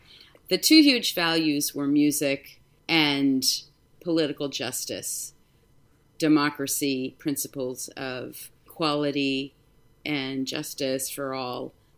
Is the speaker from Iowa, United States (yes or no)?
no; New York City, New York, United States; Well, we're originally from New York City, both sides